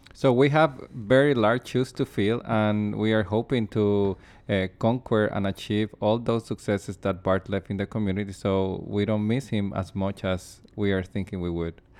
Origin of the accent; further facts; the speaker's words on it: Puerto Rico; moved away as an adult; now in Saskatoon, Canada; where I come from, my hometown in Puerto Rico